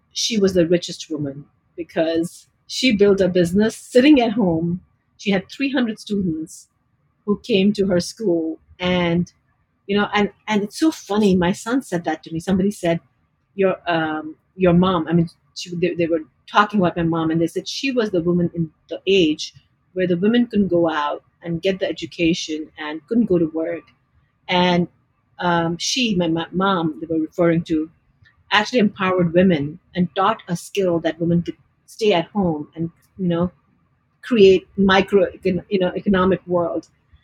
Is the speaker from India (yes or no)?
yes; Delhi, India; moved away as an adult; now in United States; Delhi, India.